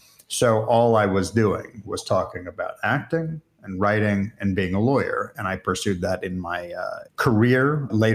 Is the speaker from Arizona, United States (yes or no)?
yes; Arizona, United States; moved away; also born or lived in Israel; at one point, they started bringing some films into my hometown